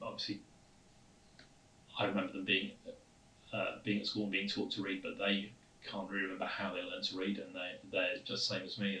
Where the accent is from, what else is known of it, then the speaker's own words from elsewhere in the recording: Southport, North West England, United Kingdom; accent: flat vowels; moved away as an adult; I was originally from the north of England, from a town called Southport, which is near Liverpool